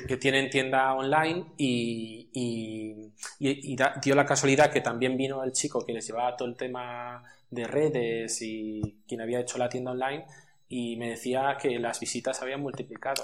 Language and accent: Spanish; Madrid, Community of Madrid, Spain; moved away as an adult; now in Almería, Spain; yo soy de Madrid, aunque llevo aquí felizmente 14 años ya